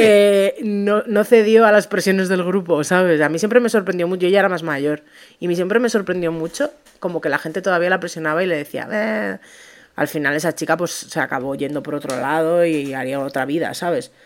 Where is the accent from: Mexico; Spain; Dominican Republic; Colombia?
Spain; tenemos esa cultura en España